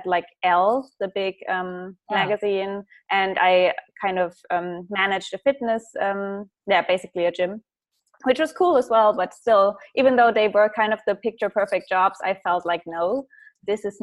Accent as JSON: {"language": "English", "country": "Germany", "second_language": "English", "said": "I come from a small town"}